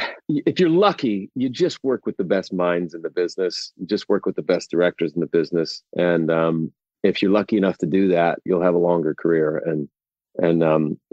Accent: Oklahoma, United States; I grew up with someone in Oklahoma in high school

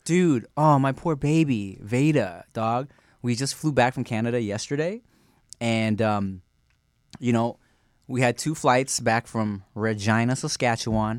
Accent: Long Beach, California, United States; also born or lived in Billings, Montana; My family moved when I was a baby to Long Beach

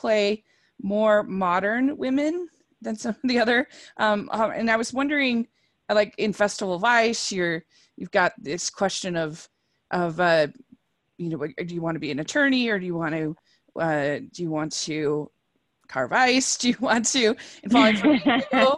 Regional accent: Utah, United States; I'm from Utah

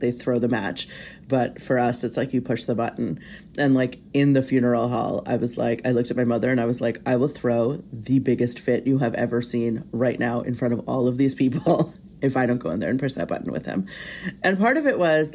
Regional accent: United States; I was born and raised in the United States

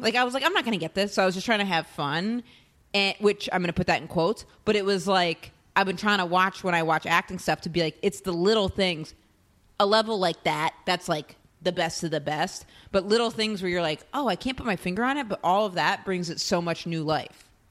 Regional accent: Maine, United States; moved away; my hometown in Maine

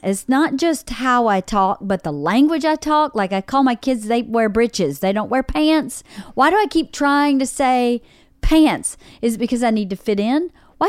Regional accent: the South, United States; accent: Southern; I know I got to a certain point, a long time I tried to lose my Southern accent for a long, long time.

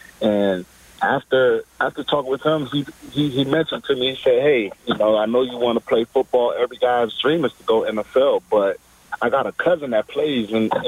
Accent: Maryland, United States; So I did a tryout with the BC Lions right in Maryland in my home state, probably about 35 minutes up the road

